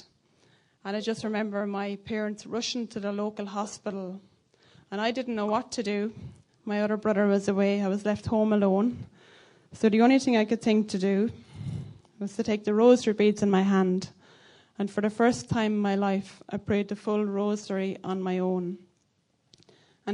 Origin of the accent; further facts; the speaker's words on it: County Laois, Leinster, Ireland; accent: Irish; I'm from County Laois in Ireland. You can probably tell by my accent.